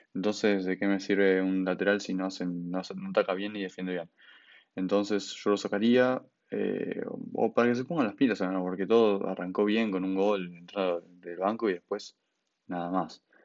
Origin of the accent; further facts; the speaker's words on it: Buenos Aires, Argentina; soy de Buenos Aires, nunca viví en Rosario y aunque sea de Buenos Aires y ser porteño